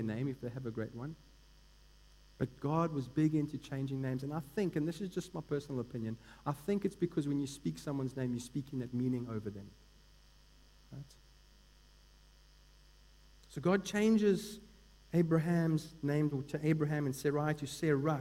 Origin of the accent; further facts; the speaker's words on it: Eastern Cape, South Africa; I grew up in the Eastern Cape and was pretty much immersed in the Xhosa culture